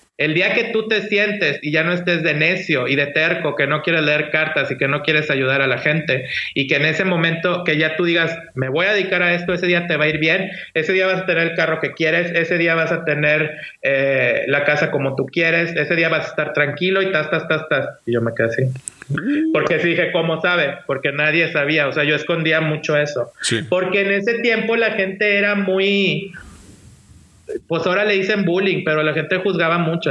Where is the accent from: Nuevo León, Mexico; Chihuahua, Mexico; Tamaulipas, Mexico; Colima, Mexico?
Nuevo León, Mexico; Monterrey; yo soy de acá de Monterrey, Nuevo León, México